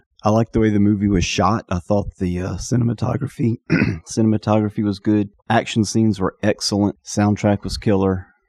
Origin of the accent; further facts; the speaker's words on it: South Mississippi, United States; accent: South Mississippi; South Mississippi. I'm the one that sounds like he's from South Mississippi.